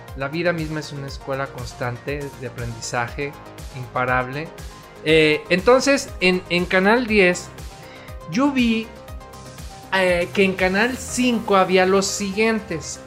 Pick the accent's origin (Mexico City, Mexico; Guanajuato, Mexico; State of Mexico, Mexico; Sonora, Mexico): Guanajuato, Mexico; León; also born or lived in Guadalajara, Jalisco; yo nací en Guadalajara, pero pues soy panza verde. La verdad es que soy hijo adoptivo de esta hermosa ciudad, León, Guanajuato.